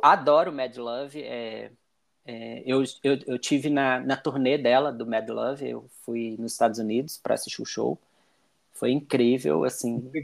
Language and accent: Portuguese; Belo Horizonte, Minas Gerais, Brazil; eu sou de Belo Horizonte